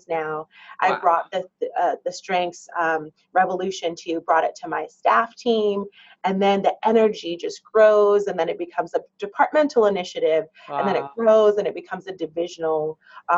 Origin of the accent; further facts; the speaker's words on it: New York City, New York, United States; also born or lived in Barbados / California; I was born in Barbados, so I'm a Caribbean gal. But I grew up in New York City and spent most of my life in the Bronx or Manhattan or Queens